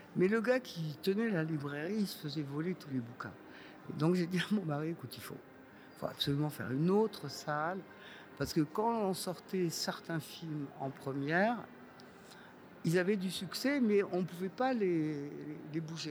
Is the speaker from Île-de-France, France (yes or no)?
no; Montpellier, Occitania, France; moved away; also born or lived in Boulogne-Billancourt; on était de Montpellier, on parlait avec un accent énorme.